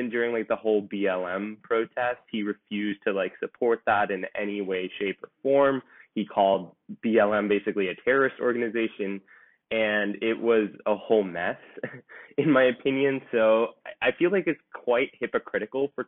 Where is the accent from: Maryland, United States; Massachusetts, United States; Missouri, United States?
Missouri, United States; St. Louis; I'm also from St. Louis, Missouri